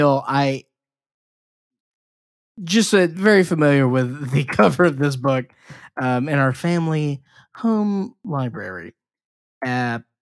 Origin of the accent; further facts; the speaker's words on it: Mississippi, United States; I'm from Mississippi. I understand the history of my home state.